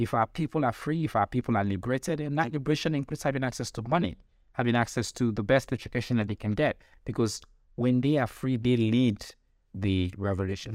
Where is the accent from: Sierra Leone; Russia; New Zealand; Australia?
Sierra Leone; I'm from Sierra Leone